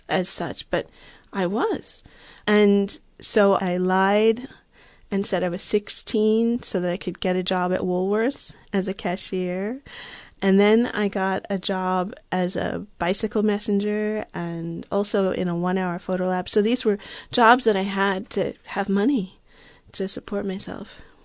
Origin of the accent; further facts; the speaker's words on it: Long Island, New York, United States; moved away as an adult; now in Berkeley, United States; I grew up on Long Island in New York